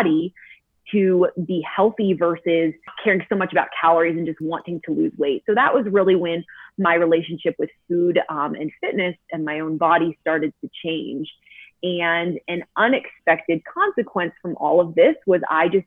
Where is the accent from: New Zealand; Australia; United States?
United States; St. Louis, Missouri; moved away as an adult; now in Colorado, United States; We are from St. Louis. I was born and raised there, but we moved just last year to a small mountain town in Colorado